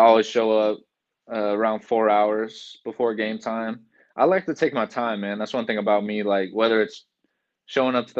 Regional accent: Folsom, California, United States; moved away as an adult; now in Green Bay, United States; I grew up in Folsom, California, and Folsom Prison was like 2 minutes from my house growing up

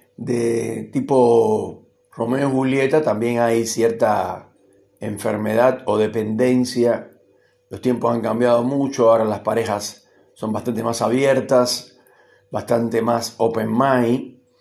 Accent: Cuba; moved away as an adult; now in Argentina; llevo tanto tiempo viviendo acá como el que viví en Cuba más o menos y considero que este país también es mi país. Además yo soy argentino naturalizado

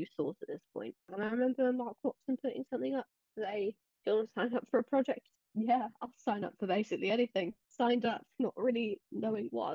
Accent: England, United Kingdom; I'm 18. I'm from England.

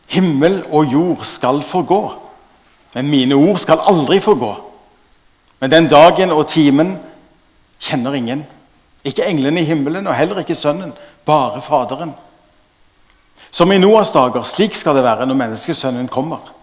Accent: Stavanger, Rogaland, Norway; Jeg er fra Stavanger

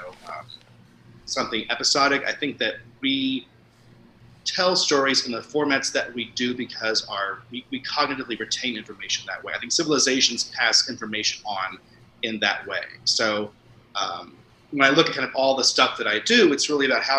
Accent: Indiana, United States; moved away as an adult; now in San Francisco, United States; I currently live in San Francisco, but I'm from Indiana.

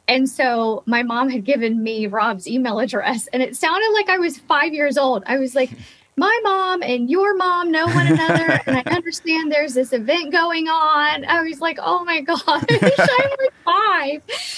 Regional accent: Pearl City, Hawaii, United States; when I went to Pearl City Elementary in Oahu, and my kindergarten teacher, her name was Mrs. Nakamura.

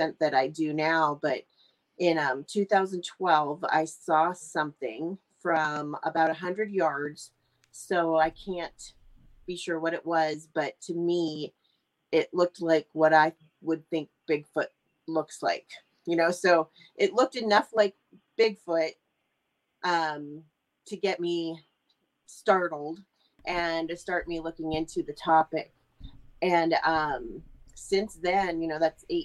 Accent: Ohio, United States; I'm from Ohio. I live in Youngstown currently

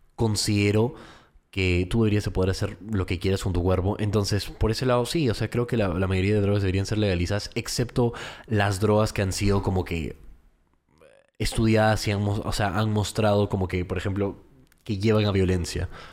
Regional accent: United States; moved away; yo crecí en los Estados Unidos, entonces viví ahí durante 17 años de mi vida

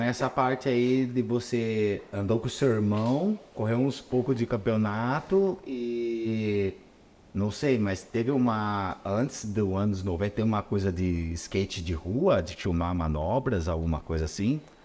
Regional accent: São Paulo, Brazil; eu sou de São Paulo

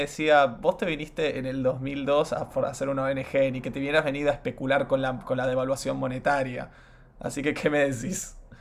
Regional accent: Argentina; also born or lived in United States; yo no nací acá, yo nací en Estados Unidos y mis viejos se vuelven a la Argentina a final del 2002

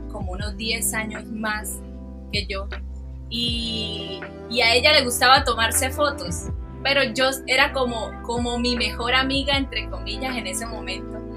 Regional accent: Cúcuta, Norte de Santander, Colombia; also born or lived in Santander; digamos que yo soy cucuteña también porque soy una mezcla entre la parte humangués, la parte eh, cucuteña, la parte de la costa, porque mi familia, prácticamente toda mi familia es de la costa

